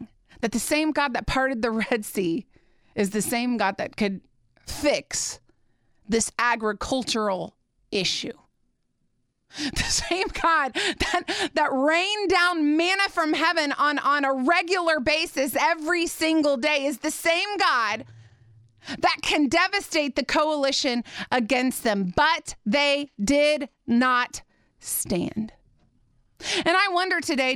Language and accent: English; Indiana, United States; I grew up in Indiana